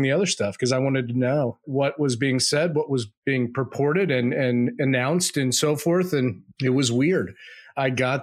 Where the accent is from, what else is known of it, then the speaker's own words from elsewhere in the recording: United States; I'm an American